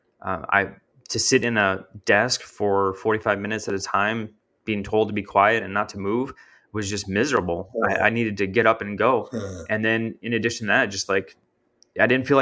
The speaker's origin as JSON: {"language": "English", "region": "Minnesota", "country": "United States", "tie": "born or raised there", "moved": "as an adult", "lives_now": "Texas, United States", "said": "I grew up in Minnesota. So, you know, that's 17 years of growing up in my life, living in that space."}